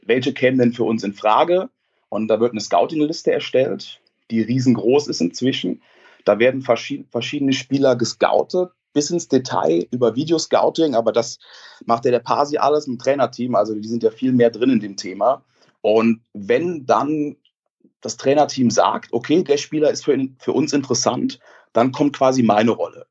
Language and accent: German; Koblenz, Rhineland-Palatinate, Germany; ich bin in Koblenz aufgewachsen